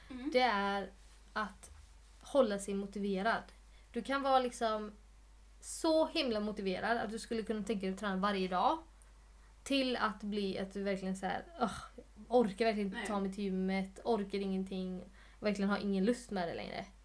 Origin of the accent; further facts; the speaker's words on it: Sweden; jag är ju svensk.